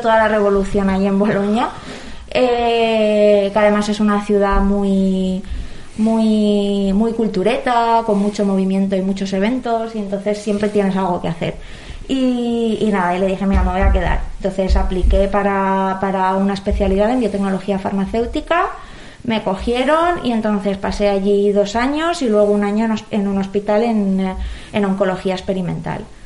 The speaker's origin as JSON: {"language": "Spanish", "region": "Valencian Community", "country": "Spain", "said": "como valenciano"}